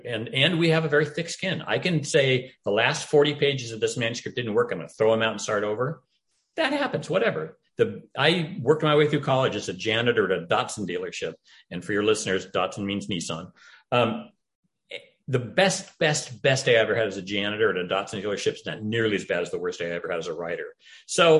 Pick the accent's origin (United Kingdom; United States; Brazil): United States; Idaho; now in Portland, United States; I'm from Idaho originally, live in Oregon